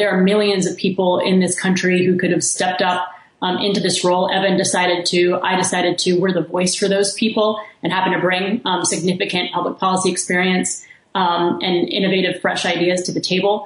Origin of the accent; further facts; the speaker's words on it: Kingwood, Texas, United States; I'm from Texas. I grew up in Kingwood, Texas